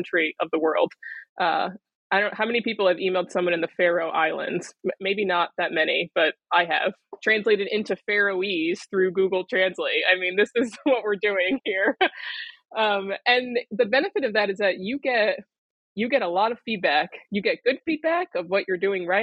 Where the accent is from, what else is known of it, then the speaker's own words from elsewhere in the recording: United States; Being American